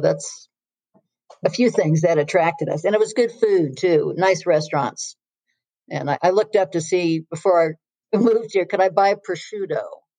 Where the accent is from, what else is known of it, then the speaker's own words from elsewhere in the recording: Pacific Northwest, United States; now in Santa Fe, United States; You know, we're being from the Northwest. There was a lot of traffic